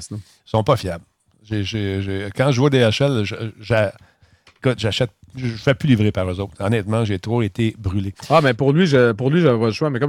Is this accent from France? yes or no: no; Canada